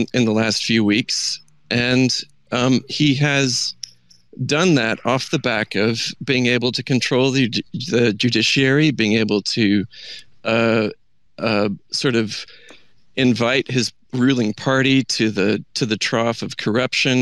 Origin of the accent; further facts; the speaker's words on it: United States; moved away as an adult; now in United Kingdom; as an American